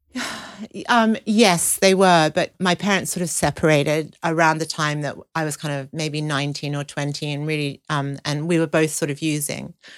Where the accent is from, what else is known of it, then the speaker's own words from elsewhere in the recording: Sydney, New South Wales, Australia; I grew up in Sydney